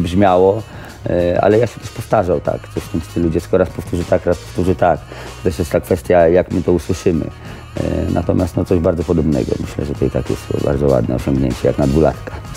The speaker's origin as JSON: {"language": "Polish", "town": "Radom", "region": "Masovian Voivodeship", "country": "Poland", "said": "też jestem z Radomia"}